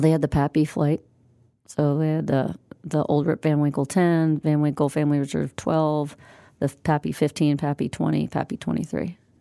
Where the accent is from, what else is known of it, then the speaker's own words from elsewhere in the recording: Midwest, United States; We're both from the Midwest.